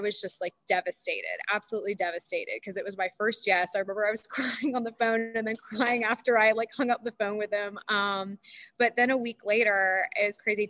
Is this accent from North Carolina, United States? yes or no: yes; Charlotte, North Carolina, United States; also born or lived in Florida; we grew up in in Charlotte